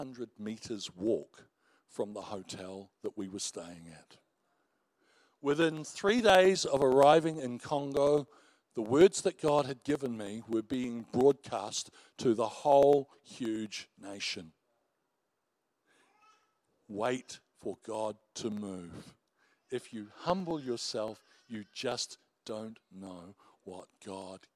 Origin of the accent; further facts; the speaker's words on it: New Zealand; we're Kiwis